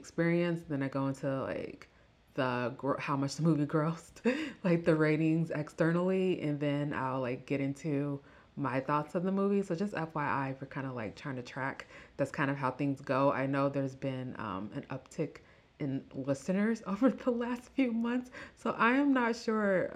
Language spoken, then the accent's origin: English; Midwest, United States; accent: Midwestern; my Midwestern accent